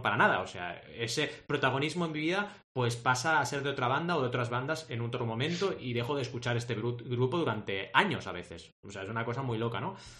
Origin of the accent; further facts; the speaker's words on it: Barcelona, Catalonia, Spain; also born or lived in Mar del Plata, Argentina; yo me fui de mi ciudad natal a los 8 años y llegué a Barcelona